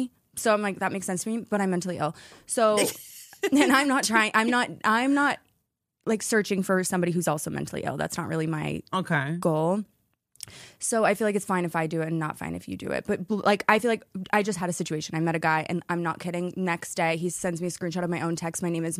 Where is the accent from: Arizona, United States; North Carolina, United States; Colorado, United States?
Arizona, United States; born or raised there